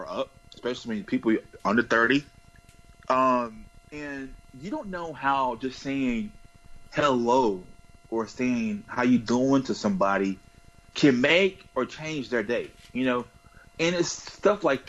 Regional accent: the South, United States; I'm from the South and my pronunciation is not the best

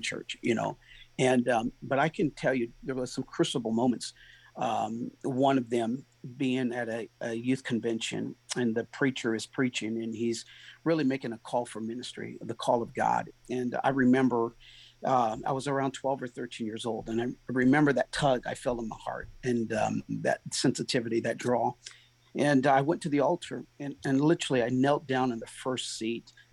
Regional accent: San Diego, California, United States; now in Goodlettsville, United States; I'm originally from San Diego.

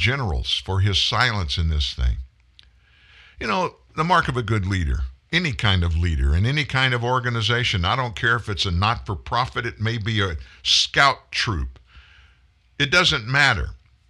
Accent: the South, United States; And yeah, I'm from the South. I can use the term fixing.

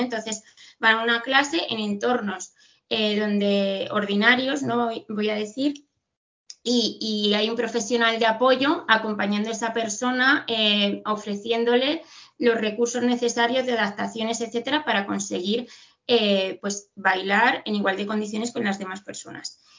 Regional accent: Madrid, Community of Madrid, Spain; aquí en Madrid, que somos de Madrid

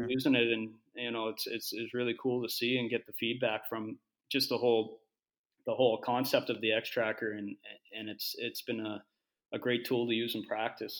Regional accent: Halifax, Nova Scotia, Canada; also born or lived in Finland; I'm from Halifax originally, still still live there in the in the off season

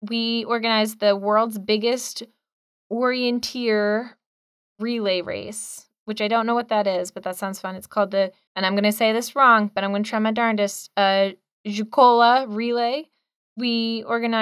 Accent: United States; as an American

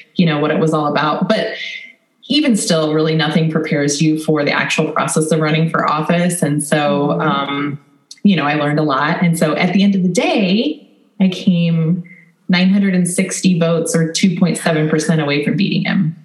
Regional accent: Ankeny, Iowa, United States; I'm from Ankeny, Iowa. So it's right in the middle of the state, north of our main capital city of Des Moines

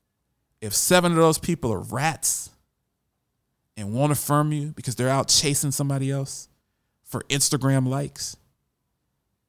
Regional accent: Columbus, Ohio, United States; I'm from Columbus, Ohio

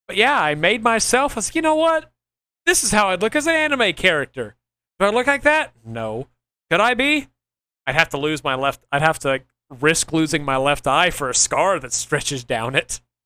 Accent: Oklahoma, United States; I'm from Oklahoma

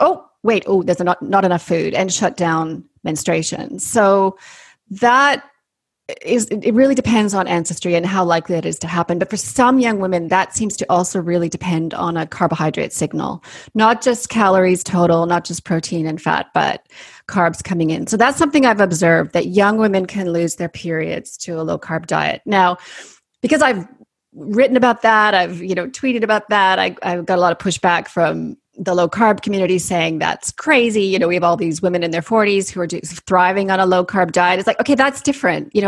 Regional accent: Canada; accent: Canadian; moved away as an adult; also born or lived in Sydney, Australia; now in New Zealand; I went on to train as a naturopathic doctor in Canada, hence my Canadian accent

